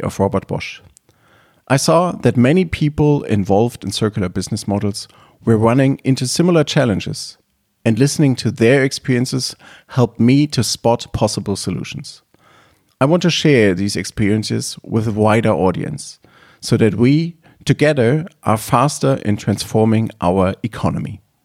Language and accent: English; Leipzig, Saxony, Germany; I was born in Leipzig, Germany.